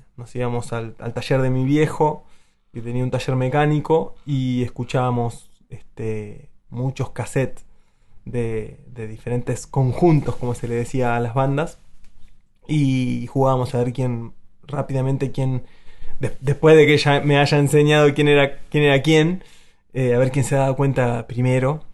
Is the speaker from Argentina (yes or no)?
yes; Azul, Buenos Aires Province, Argentina; la provincia de Buenos Aires eh, es mi tierra, si hago zoom es azul y si todavía hago más zoom es mi casa